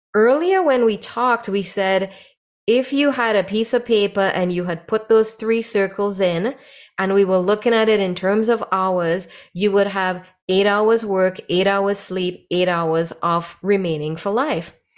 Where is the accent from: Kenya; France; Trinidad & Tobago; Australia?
Trinidad & Tobago; moved away; when I was growing up in Trinidad